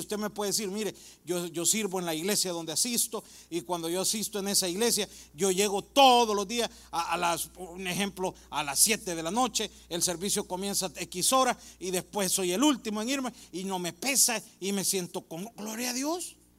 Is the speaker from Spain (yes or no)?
no; El Salvador; now in United States; En mi país, El Salvador